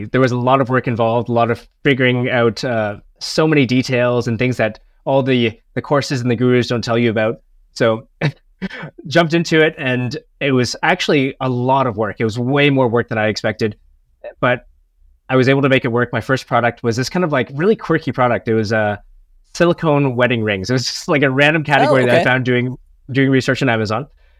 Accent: Canada; now in Chiang Mai, Thailand; I'm originally from Canada, but right now I'm living in north of Thailand in a city called Chiang Mai.

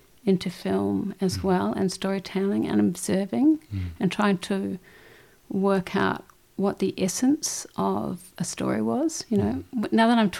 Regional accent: Christchurch, Canterbury, New Zealand; moved away as an adult; also born or lived in Dunedin, New Zealand / Indonesia; I was born in Dunedin, in obviously New Zealand. Moved to Christchurch when I was about 8 or 9. And grew up in Christchurch, left Christchurch when I was 19

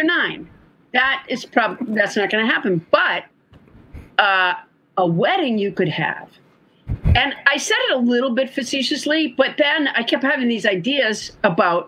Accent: Massachusetts, United States; also born or lived in Huntsville, Alabama; a month after I was born, they moved up there

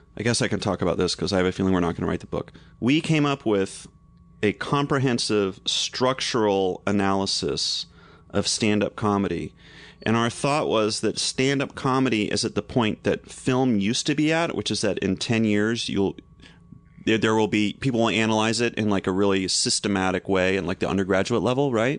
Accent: North Carolina, United States; moved away; I grew up in North Carolina, and my parents had this big magnolia in the front yard

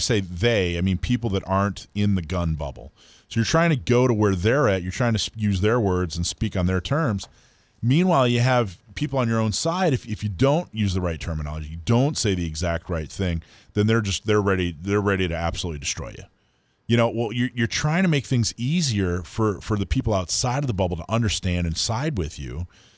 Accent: Florida, United States; also born or lived in Hawaii / California; I think I grew up in Florida and Hawaii and California.

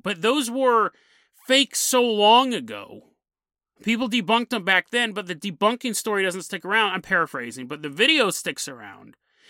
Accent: Citrus Heights, California, United States; I remember because I grew up in Citrus Heights. Like, I actually grew up all over California, but I found my way back to Citrus Heights when I was 16, 17 years old.

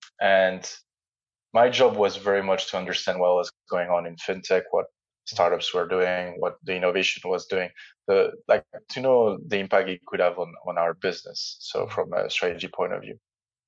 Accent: Jordan; also born or lived in France / Netherlands; now in London, United Kingdom; I grew up partly in Jordan, so in Middle East. So I spent 4 years when I was younger.

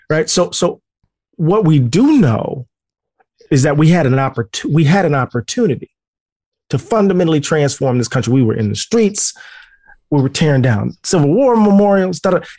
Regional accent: Mississippi, United States; I'm country boy from Mississippi.

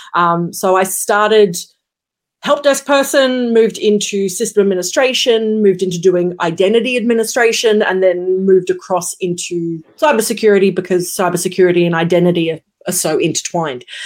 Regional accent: Brisbane, Queensland, Australia; I am based in Brisbane, Queensland, Australia, born, raised, lived. Uh, never moved

